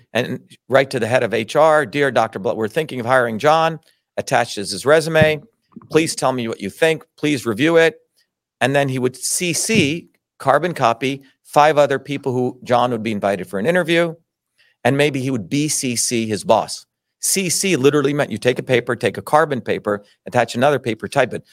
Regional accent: New Jersey, United States; also born or lived in Mumbai, India / Paterson, New Jersey / Clifton, New Jersey; when I grew up in Jersey, I grew up among hardworking Italian immigrants

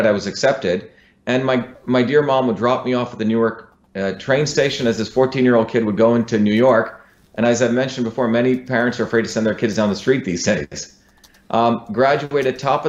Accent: Mumbai, Maharashtra, India; also born or lived in South Indian village; now in United States; I came from India. I grew up in Bombay, but also in a deep South Indian village.

